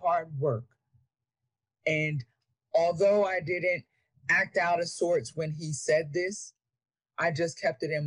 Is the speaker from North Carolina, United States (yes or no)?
no; York, Pennsylvania, United States; moved away as an adult; growing up in poverty and, you know, born and raised in York, Pennsylvania